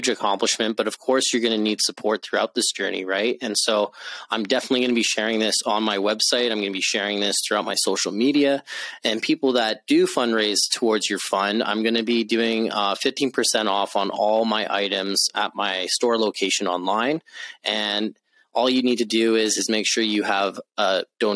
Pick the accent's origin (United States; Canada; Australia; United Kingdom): Canada; I'm from Canada